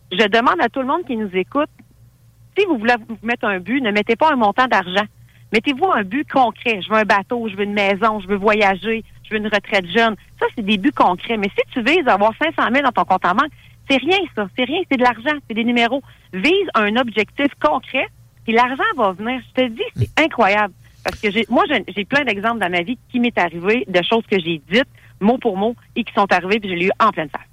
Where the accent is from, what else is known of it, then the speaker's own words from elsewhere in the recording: Thetford Mines, Quebec, Canada; je suis originaire de Thetford Mines